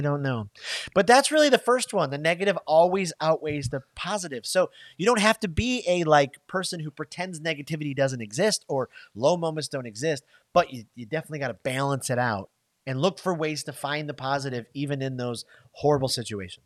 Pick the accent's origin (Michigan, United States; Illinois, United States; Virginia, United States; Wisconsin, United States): Michigan, United States; moved away; I'm from Michigan, right? We don't have Waffle House in Michigan